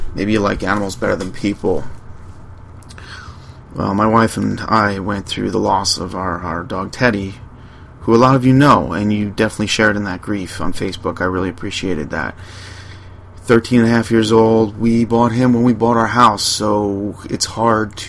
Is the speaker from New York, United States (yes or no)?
yes; Long Island, New York, United States; I'm from Long Island. Grew up with beaches